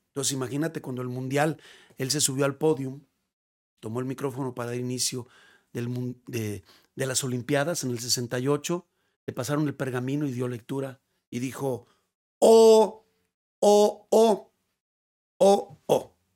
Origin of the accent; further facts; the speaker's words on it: Mexico; also born or lived in León / Guadalajara; para uno como mexicano